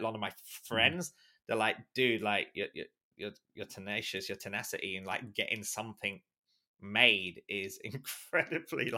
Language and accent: English; London, United Kingdom; also born or lived in Islington, London / Walthamstow, London / North of England; I'm in London, and I was actually born in London. Specifically, I was born in Islington, and even more specifically, Holloway Road. So if those of you who know Holloway Road, North London, that's where I'm from. But obviously, you know, we moved around, you know, we moved up to, like, you know, East London